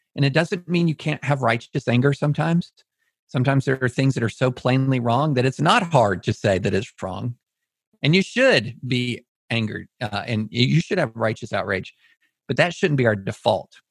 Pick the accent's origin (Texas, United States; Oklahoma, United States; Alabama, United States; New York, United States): Alabama, United States; Auburn; I was born in Auburn.